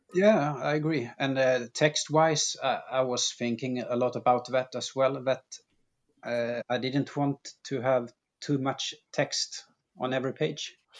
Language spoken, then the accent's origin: English; Sweden; born or raised there